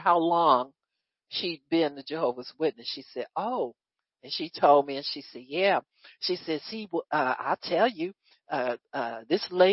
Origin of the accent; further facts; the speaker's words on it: United States; as American citizens